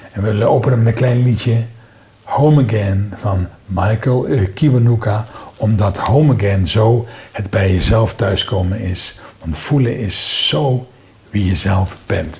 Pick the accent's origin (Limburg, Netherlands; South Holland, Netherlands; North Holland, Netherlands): Limburg, Netherlands; now in North Brabant, Netherlands; ik kom daar zelf ook vandaan